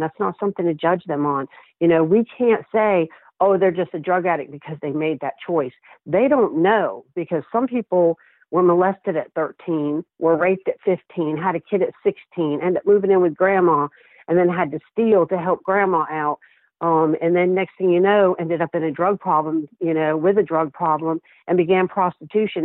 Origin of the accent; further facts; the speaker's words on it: St. Petersburg, Florida, United States; moved away; I had been in St. Pete, my hometown